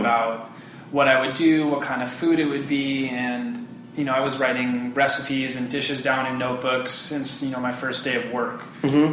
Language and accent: English; Bay Area, California, United States; also born or lived in Hawaii; born in Hawaii, but I grew up in California